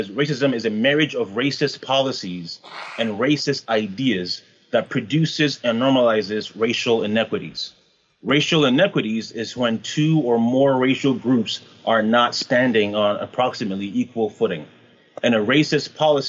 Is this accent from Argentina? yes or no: no; Canada; I'm Canadian